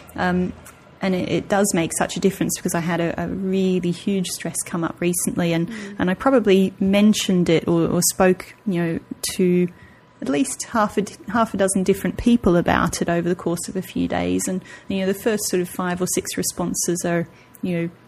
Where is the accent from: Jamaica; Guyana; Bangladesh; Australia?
Australia; moved away as an adult; I, am nearly nine years out of Australia now